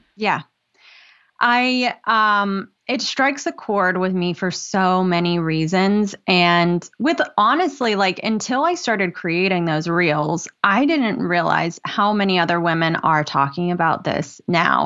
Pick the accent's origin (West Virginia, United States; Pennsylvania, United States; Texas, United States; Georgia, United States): West Virginia, United States; now in Norfolk, United States; I live in Norfolk, Virginia. I'm originally from West Virginia.